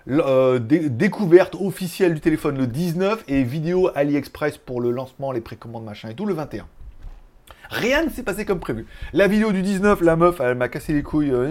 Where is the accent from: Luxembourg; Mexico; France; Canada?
France; Je suis français, monsieur. Je suis pas ou croate je suis français.